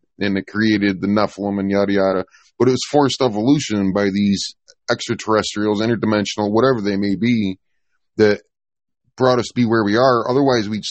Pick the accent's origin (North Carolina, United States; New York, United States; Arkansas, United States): New York, United States; I'm from New York